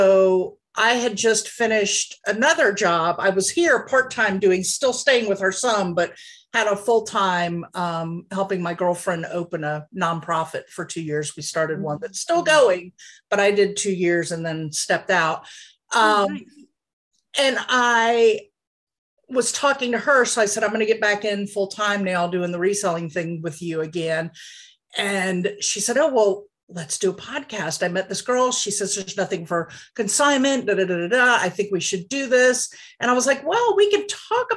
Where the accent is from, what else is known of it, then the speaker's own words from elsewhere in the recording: the South, United States; moved away as an adult; also born or lived in Pennsylvania; My husband's job brought me back down south, which is where I was originally from